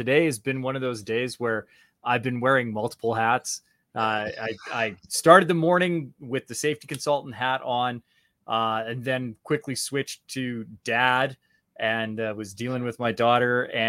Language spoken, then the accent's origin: English; Canada; Yeah, so I'm a Canadian, so I'm actually an ACTRA member, which is an affiliate with SAG-AFTRA.